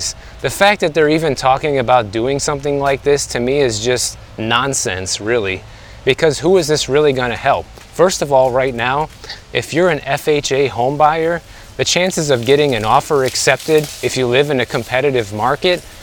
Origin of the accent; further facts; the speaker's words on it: Midwest, United States; now in Miami, United States; I'm from the Midwest